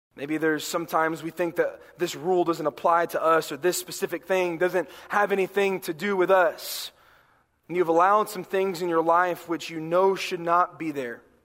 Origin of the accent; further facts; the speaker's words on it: North Carolina, United States; growing up in North Carolina